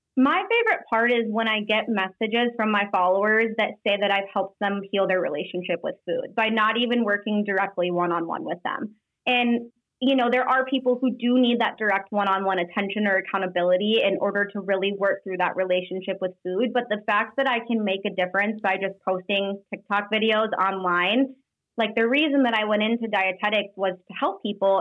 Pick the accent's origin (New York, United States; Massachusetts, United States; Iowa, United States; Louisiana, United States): Iowa, United States; moved away as an adult; also born or lived in Denver, Colorado; We lived in Denver for three years, but we were born and raised in Iowa